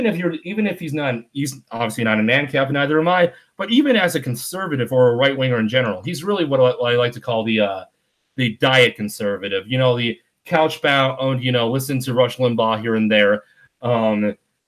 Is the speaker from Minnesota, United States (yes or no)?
no; Wisconsin, United States; I'm from Wisconsin